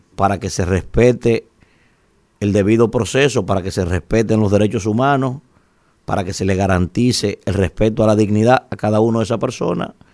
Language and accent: Spanish; Dominican Republic; nosotros como dominicanos